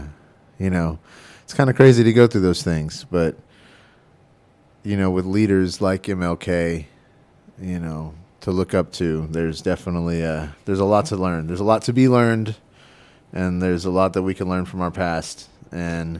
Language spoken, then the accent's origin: English; Texas, United States; moved away as an adult; also born or lived in Oregon; I'm from Texas, and I lived in Texas for a long time. And then I moved to Oregon